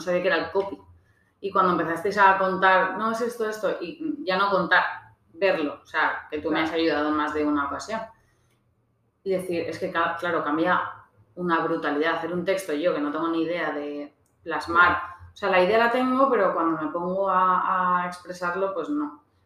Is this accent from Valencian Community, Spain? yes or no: yes; Valencian Community, Spain; also born or lived in Australia; yo soy valenciana